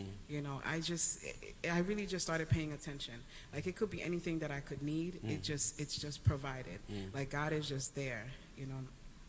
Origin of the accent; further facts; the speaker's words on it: Haiti; moved away; I'm from Haiti, so I worshipped in a Haitian church.